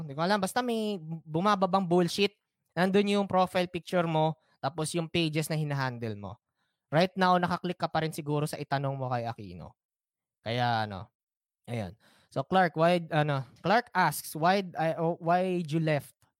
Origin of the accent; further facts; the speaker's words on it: Philippines; It's part of being a Filipino you have to endure slow internet.